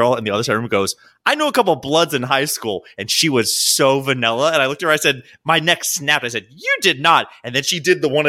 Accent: Baltimore, Maryland, United States; I'm from Baltimore. I'm used to this.

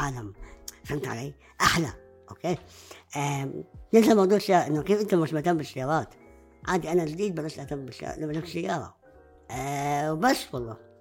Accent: Jordan; عندنا بالأردن

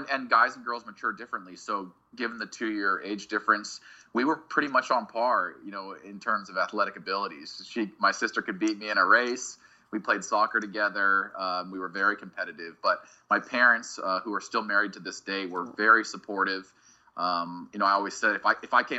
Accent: Boise, Idaho, United States; I grew up in Boise, Idaho, and it's a really incredible place to be a kid.

